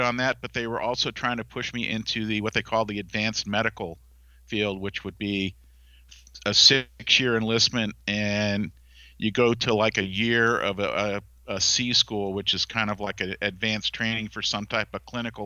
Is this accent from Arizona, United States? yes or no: no; Cape Cod, Massachusetts, United States; I grew up on Cape Cod